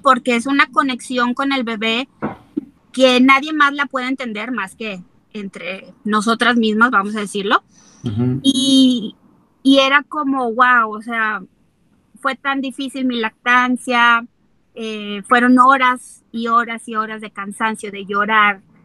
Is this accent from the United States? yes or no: no; Mexico; como mexicanos, pues somos muy tradicionalistas